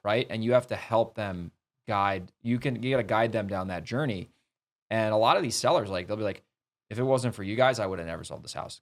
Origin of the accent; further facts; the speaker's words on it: New York City, New York, United States; moved away as an adult; also born or lived in Boston, Massachusetts; I grew up in New York.